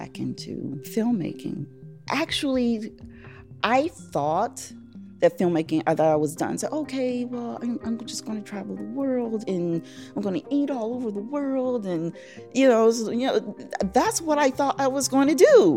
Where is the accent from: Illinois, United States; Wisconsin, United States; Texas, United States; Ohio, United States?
Illinois, United States; Chicago; I'm from Chicago, Illinois, the South Side. South Side, born and bred. I grew up in the Greater Grand Crossing area, right off of 72nd and King Drive